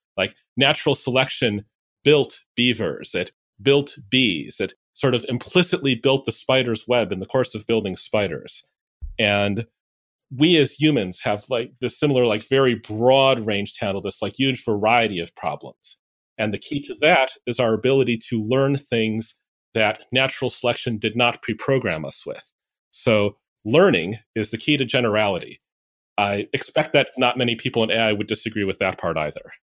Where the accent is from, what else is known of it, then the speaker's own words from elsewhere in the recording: Chicago, Illinois, United States; Chicago, Illinois